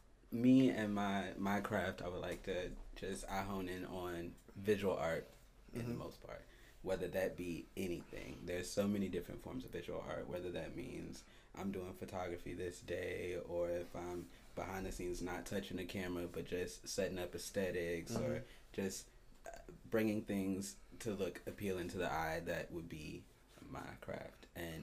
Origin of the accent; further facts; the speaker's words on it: Petersburg, Virginia, United States; now in Columbus, United States; Okay. I was born in Petersburg, Virginia.